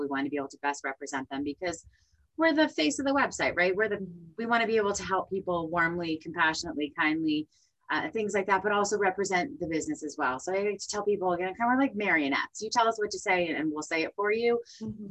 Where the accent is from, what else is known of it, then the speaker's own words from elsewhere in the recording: New Jersey, United States; moved away; I'm from New Jersey originally